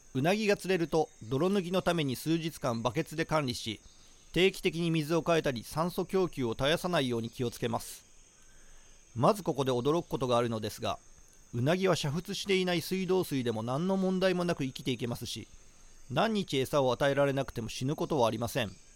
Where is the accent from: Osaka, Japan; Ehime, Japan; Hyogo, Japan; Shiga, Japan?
Shiga, Japan; now in Tokyo, Japan; 僕が生まれ育った滋賀県は